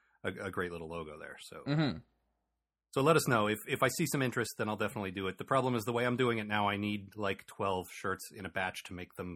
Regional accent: United States; and I'm American

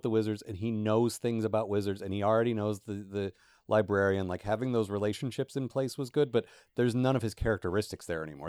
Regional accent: United States; I have literally spent the last ten years being an American

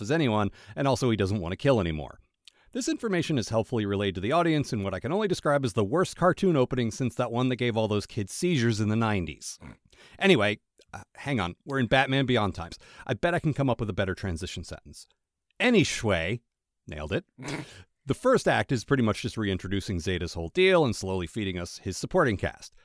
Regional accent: Maryland, United States; I'm from Maryland

